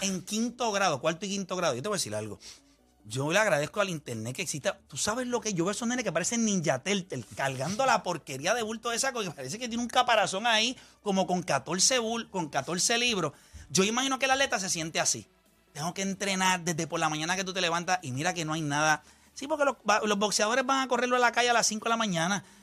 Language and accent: Spanish; Las Piedras, Puerto Rico; also born or lived in Humacao; yo soy de las piedras, eh, nací en Humacao